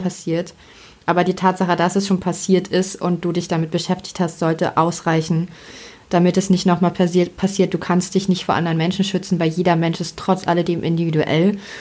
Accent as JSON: {"language": "German", "country": "Germany", "said": "bei uns in Deutschland"}